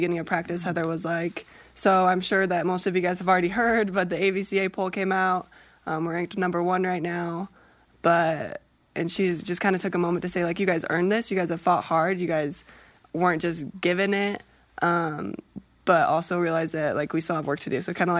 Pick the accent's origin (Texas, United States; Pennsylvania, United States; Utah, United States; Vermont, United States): Utah, United States; I grew up in Utah